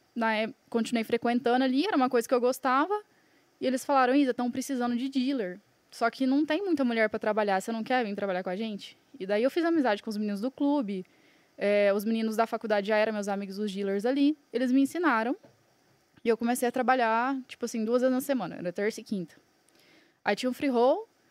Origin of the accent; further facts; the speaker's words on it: Franca, São Paulo, Brazil; also born or lived in Buenos Aires; now in Balneário Camboriú, Brazil; Agora moro em Balneário, porém eu sou nascida em Franca, São Paulo.